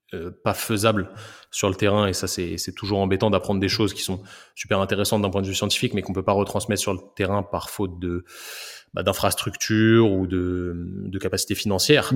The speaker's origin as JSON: {"language": "French", "town": "Paris", "region": "Île-de-France", "country": "France", "moved": "as an adult", "lives_now": "Rennes, France", "said": "je viens de Paris. Je suis un, je suis un petit banlieusard qui a fait. qui a fait ses études de kiné à Rennes"}